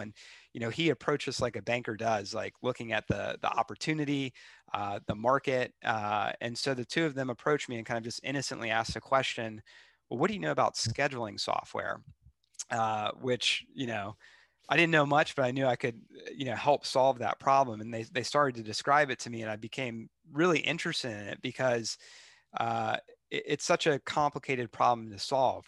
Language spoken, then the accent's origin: English; Charlotte, North Carolina, United States; moved away as an adult; also born or lived in Seattle; I grew up in Charlotte, uh, which I know is kind of a rare thing uh, for Charlotte.